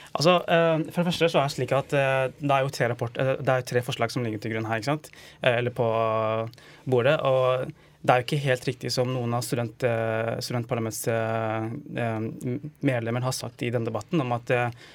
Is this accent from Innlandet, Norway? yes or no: yes; Stange, Innlandet, Norway; Jeg er fra Stanger i Hedmark